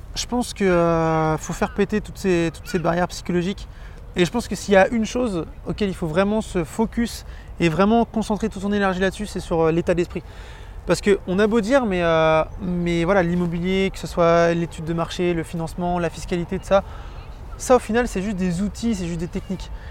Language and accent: French; Vannes, Brittany, France; je suis de Vannes.